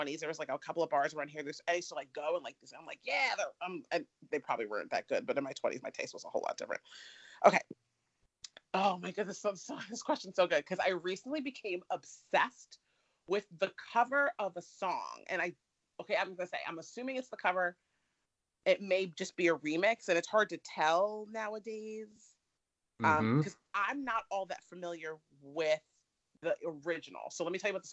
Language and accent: English; New Jersey, United States; I'm from Jersey